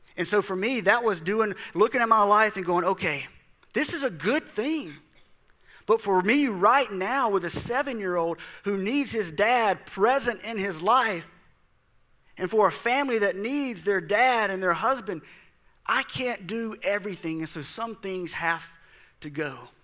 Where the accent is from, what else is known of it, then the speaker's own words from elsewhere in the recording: South Mississippi, United States; I grew up in South Mississippi, and people quit their jobs during hunting season